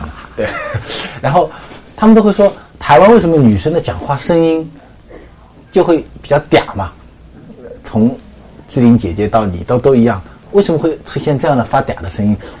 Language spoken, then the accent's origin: Chinese; Hangzhou, Zhejiang, China; 我是杭州人，我知道的。